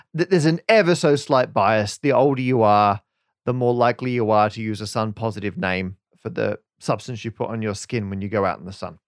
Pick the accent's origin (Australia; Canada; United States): Australia; moved away as an adult; now in United Kingdom; we're both from Australia